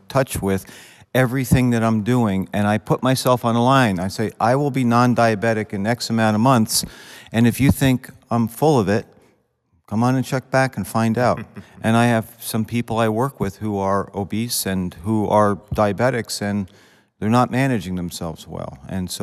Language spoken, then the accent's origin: English; New Hope, Pennsylvania, United States; I'm from New Hope, Pennsylvania.